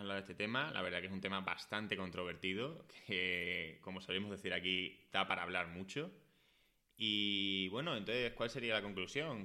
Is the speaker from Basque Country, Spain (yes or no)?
no; Écija, Andalusia, Spain; now in Madrid, Spain; yo no soy de Madrid, yo soy de Écija, que es un pueblo de Sevilla